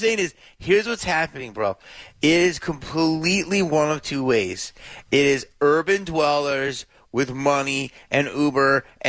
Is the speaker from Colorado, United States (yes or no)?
no; Philadelphia, Pennsylvania, United States; now in Los Angeles, United States; I grew up in Philly